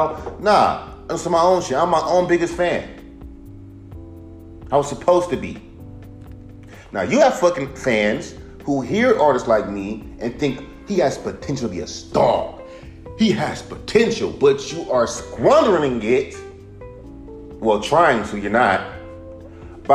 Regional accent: West Coast, United States; now in Inglewood, United States; I'm from the West Coast. I live in Inglewood.

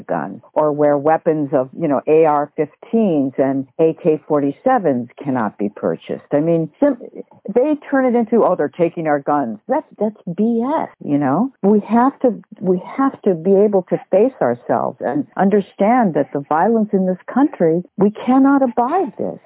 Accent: United States; being an American

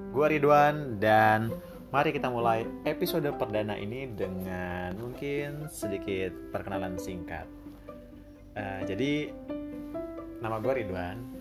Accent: Cipanas, West Java, Indonesia; now in Jakarta, Indonesia; Yes, gue dari Cipanas, Kabupaten Cianjur.

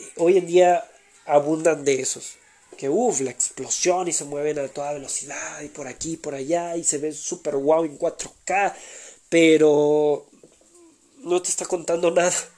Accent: Mexico; México, que es mi país natal.

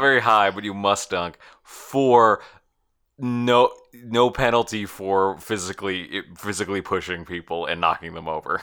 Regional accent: United States; I'm an American person

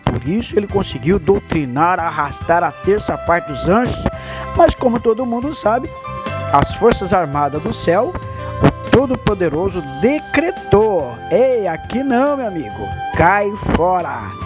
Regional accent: Brazil

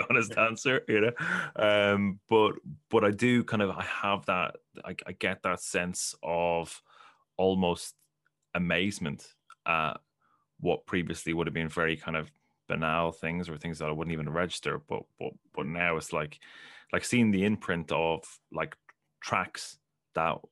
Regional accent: Ireland; I'm from Ireland

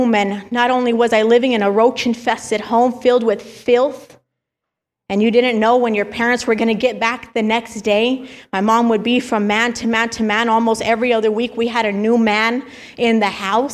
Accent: El Paso, Texas, United States; moved away; I grew up in El Paso, Texas, born and raised out there

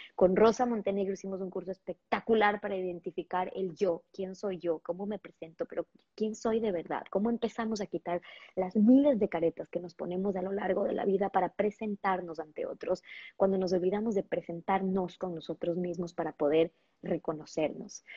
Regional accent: Ecuador; en Ecuador, de donde yo soy, de acá en Ecuador.

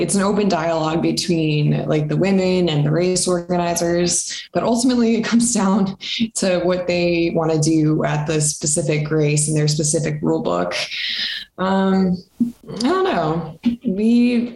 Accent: Front Range, Colorado, United States; My family, I'm from Colorado, from the Front Range.

